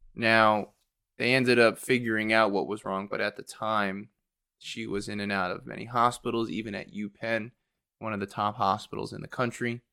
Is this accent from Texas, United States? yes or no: no; Warminster, Pennsylvania, United States; also born or lived in Philadelphia, Pennsylvania / Chester, Pennsylvania; now in Aston, United States; I grew up in Warminster, Pennsylvania